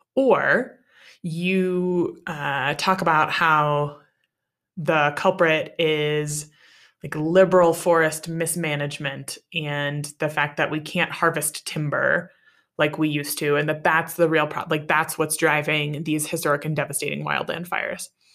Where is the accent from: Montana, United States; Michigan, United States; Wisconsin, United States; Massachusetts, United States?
Wisconsin, United States; moved away; also born or lived in Arizona / Wyoming; I grew up in Wisconsin